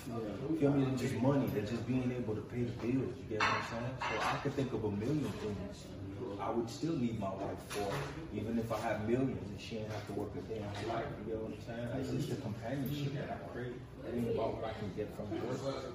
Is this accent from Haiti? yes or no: yes; Haiti; now in Florida, United States; I grew up in Haiti